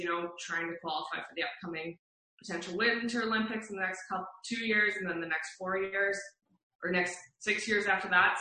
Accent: Calgary, Alberta, Canada; come up here to Calgary to race in my hometown

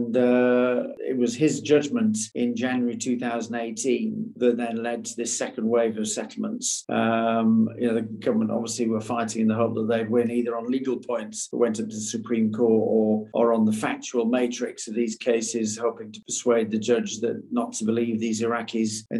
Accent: United Kingdom; us as a British nation

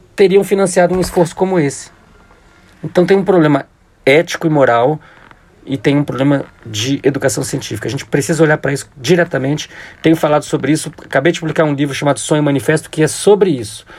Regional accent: Brazil; Quando eu saí do Brasil, em 93, final de 94, início de 95

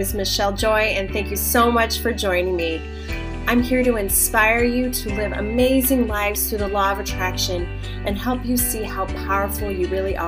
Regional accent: Portland, Oregon, United States; my hometown of Portland, Oregon

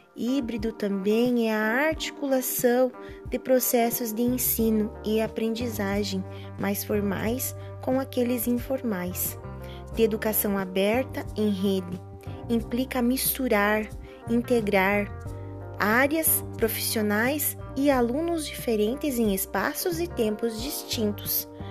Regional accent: Capanema, Paraná, Brazil; sou de Capanema, Paraná

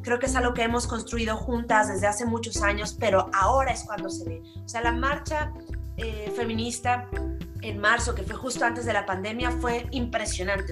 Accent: Mexico; aquí en México

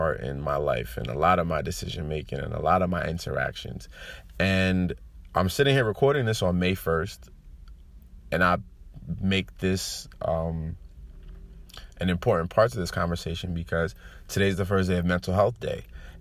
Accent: United States; I'm Nigerian. You know, I grew up in America.

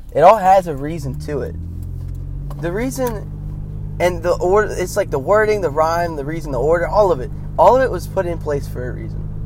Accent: United States; me as an American

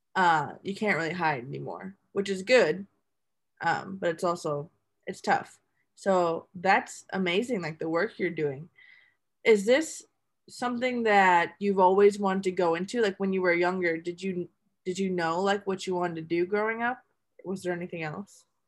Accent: Milwaukee, Wisconsin, United States; I'm from Milwaukee, Wisconsin. Like, that's where I am right now

